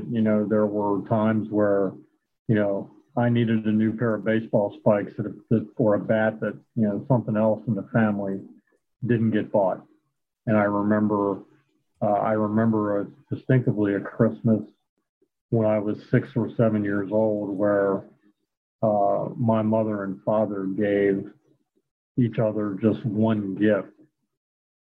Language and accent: English; Wilmington, Delaware, United States; I grew up in Wilmington, Delaware